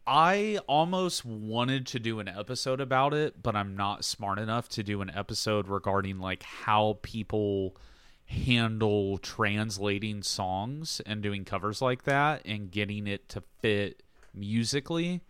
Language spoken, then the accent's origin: English; Southern, Southern United States, United States; accent: Southern; my accent comes out So I start, like, getting weirdly Southern